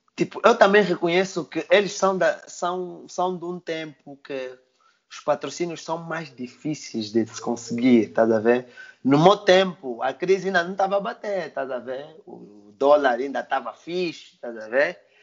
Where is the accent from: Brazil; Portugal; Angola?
Angola